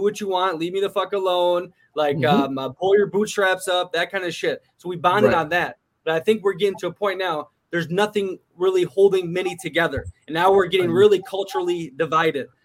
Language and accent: English; Minneapolis, Minnesota, United States; Minneapolis area, Minnesota